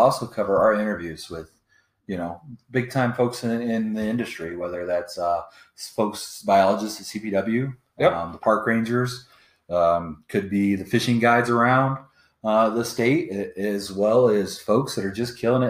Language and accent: English; Colorado, United States; I grew up fishing in Colorado for, I've been fishing since I was in diapers.